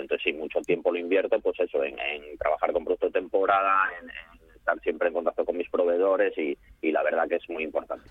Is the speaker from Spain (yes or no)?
yes; Salinas, Asturias, Spain; yo soy de Salinas, que estoy aquí cerca